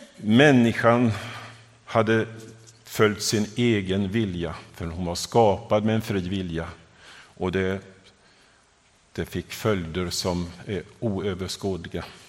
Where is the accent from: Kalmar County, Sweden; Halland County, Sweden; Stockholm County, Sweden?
Kalmar County, Sweden; Vimmerby area, northeastern Småland; moved away as an adult; also born or lived in southern Africa; now in Gothenburg, Sweden; Jag upple-, uppväxt i, eh, eh, Småland, i den nor-, nordöstra delen, i Vimmerby-trakten